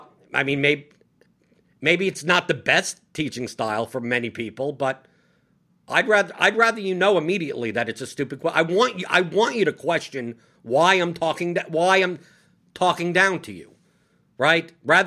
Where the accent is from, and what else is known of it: New York City, New York, United States; born or raised there